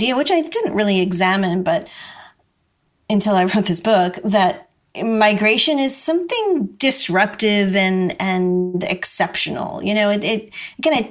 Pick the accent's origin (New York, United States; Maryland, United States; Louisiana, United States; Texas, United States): New York, United States; New York City; people would always ask me, where are you from? You know, and I would say Brooklyn.